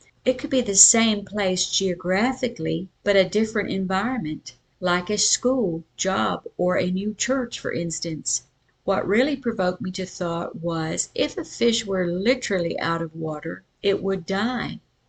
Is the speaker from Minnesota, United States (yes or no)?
no; Sioux Falls, South Dakota, United States; born there; also born or lived in Natchitoches, Louisiana; I was born in Sioux Falls, South Dakota, which was already a distance from the culture that my folks were of in Natchitoches, Louisiana.